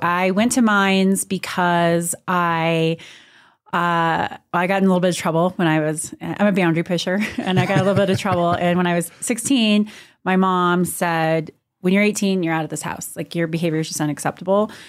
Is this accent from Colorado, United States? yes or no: yes; Montrose, Colorado, United States; moved away as an adult; also born or lived in Austin, Texas; now in Durango, United States; I grew up in Montrose, so I am a Western Slope, Colorado girl at heart. I spent my whole life, born like literally born and raised in the same house